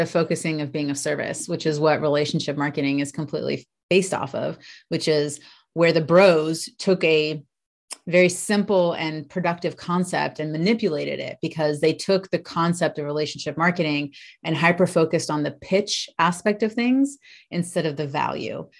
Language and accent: English; United States; accent: American; I'm American, if you can tell from, I guess, my accent